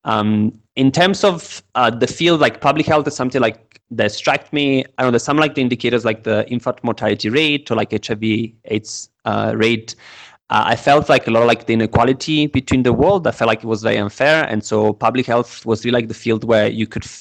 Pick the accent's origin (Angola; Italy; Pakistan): Italy; Naples, Campania; English is a second language; moved away as an adult; also born or lived in London / Lebanon; now in Kenya; I'm originally from Italy, from Naples, the city in the south. It's a very chaotic city. It has a lot of like energy and people don't really like a lot of order. So I grew up there